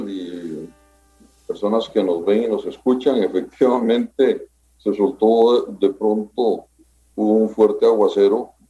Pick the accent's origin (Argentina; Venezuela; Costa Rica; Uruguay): Costa Rica; Bueno, soy un ciudadano costarricense más que se ha interesado desde muy joven por los asuntos públicos